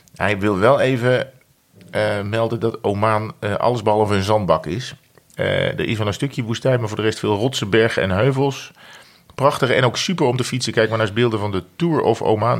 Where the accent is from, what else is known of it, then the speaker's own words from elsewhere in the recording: Netherlands; als Nederlander